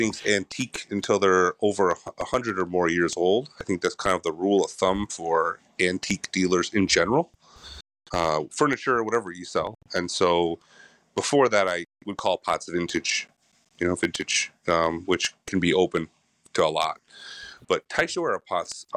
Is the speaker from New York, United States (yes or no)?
no; Chicago, Illinois, United States; moved away; also born or lived in Michigan; I was born in Michigan, but then grew up on the south side of Chicago